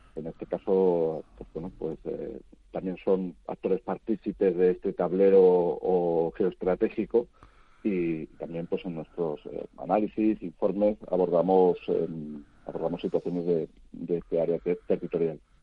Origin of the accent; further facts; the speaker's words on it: Spain; como el nuestro, como España